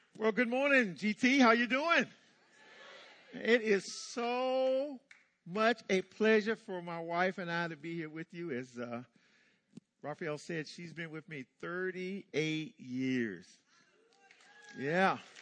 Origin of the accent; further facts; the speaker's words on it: Hookerton, North Carolina, United States; I was born in North Carolina, uh, 1957, uh, in the midst of some racial stuff. Um, little town called Hookerton.